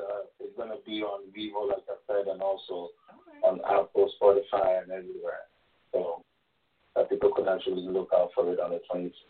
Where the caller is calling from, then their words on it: Toronto, Ontario, Canada; Toronto, Canada.